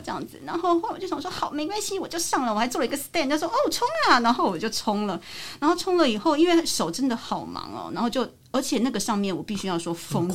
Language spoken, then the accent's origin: Chinese; Taiwan; 我们就从台湾来的我跟我师傅